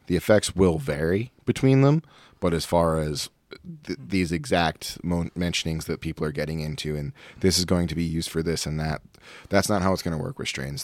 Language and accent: English; Providence, Rhode Island, United States; now in St. Louis, United States; I'm from Providence, Rhode Island